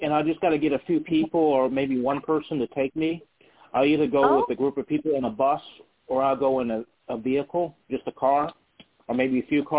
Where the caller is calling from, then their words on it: Charlottesville, Virginia, United States; Charlottesville, Virginia.